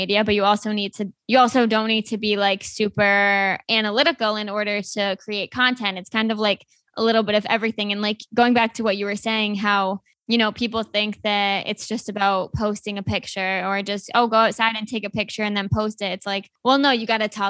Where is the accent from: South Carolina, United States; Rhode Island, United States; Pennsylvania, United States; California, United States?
Rhode Island, United States; moved away; I'm originally from Rhode Island